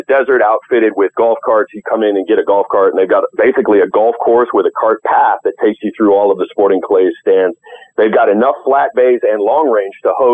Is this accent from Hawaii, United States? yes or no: no; Nashville, Tennessee, United States; here in Nashville